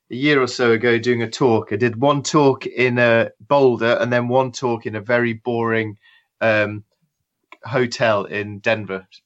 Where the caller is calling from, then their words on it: England, United Kingdom; Uh, I'm in a little shed in my garden um, where I work. It's just just outside London.